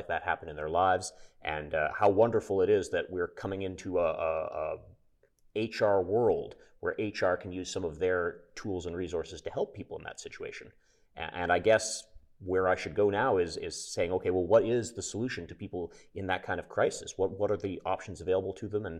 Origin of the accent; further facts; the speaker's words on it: Canada; I'm Canadian